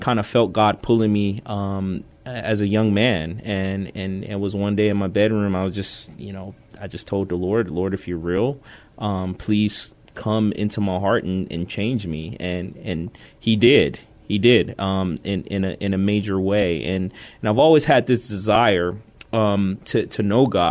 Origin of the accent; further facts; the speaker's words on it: Youngstown, Ohio, United States; moved away as an adult; also born or lived in Korea; now in San Antonio, United States; I'm originally from a small town of Youngstown, Ohio